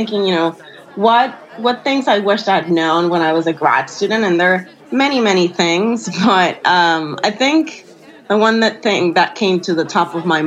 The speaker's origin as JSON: {"language": "English", "country": "Puerto Rico", "said": "I'm from Puerto Rico"}